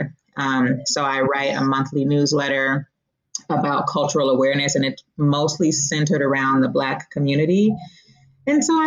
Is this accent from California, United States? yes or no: yes; Oakland, California, United States; I grew up in the Bay Area. For those of you who might be familiar with California, I'm from East Oakland